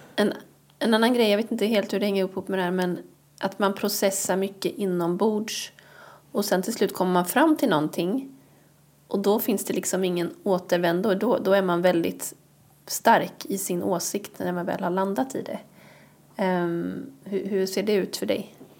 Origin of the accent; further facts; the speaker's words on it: Bohuslän, Västra Götaland, Sweden; Jag är från Bohuslän.